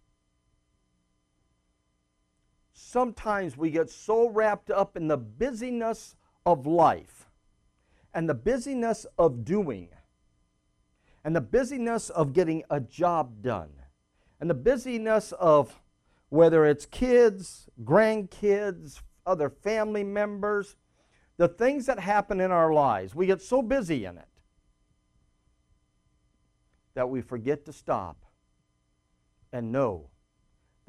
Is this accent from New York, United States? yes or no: no; Phoenix, Arizona, United States; moved away; also born or lived in Bermuda / Michigan / California; I grew up in Phoenix, Arizona, so I'm a desert rat.